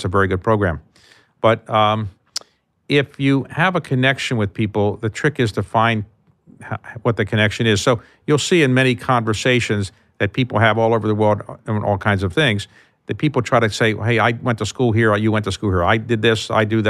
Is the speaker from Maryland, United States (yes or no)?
yes; Baltimore, Maryland, United States; So if I say to you, I grew up in Baltimore